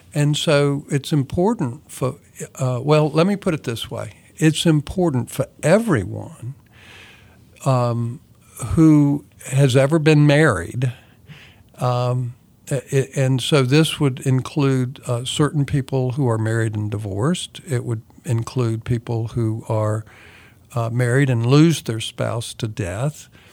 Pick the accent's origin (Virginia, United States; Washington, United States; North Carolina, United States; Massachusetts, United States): North Carolina, United States; Kannapolis; moved away; I'm originally from Kannapolis, North Carolina, which is an old mill town